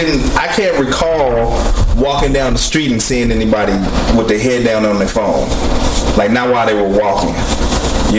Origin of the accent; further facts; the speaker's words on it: United States; my fellow Americans